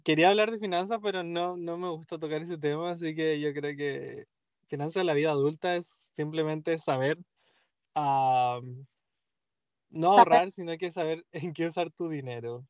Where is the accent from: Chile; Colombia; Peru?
Chile; now in Boston, United States; soy chileno